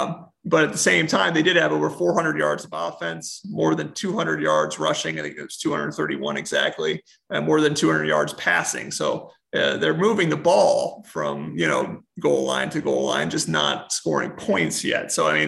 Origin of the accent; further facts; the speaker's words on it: Mount Laurel, New Jersey, United States; Scott Schoenweiss, who's from my hometown of Mount Laurel, New Jersey